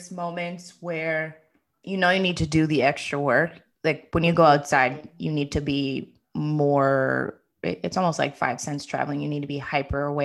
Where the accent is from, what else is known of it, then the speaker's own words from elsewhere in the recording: United States; moved away; growing up in the U.S.